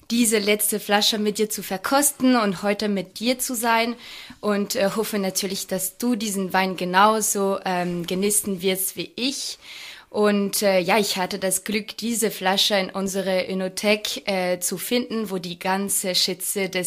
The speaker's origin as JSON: {"language": "German", "country": "France", "accent": "French", "second_language": "German", "said": "es tut mir leid, weil ich bin da mit meinem französischen Akzent."}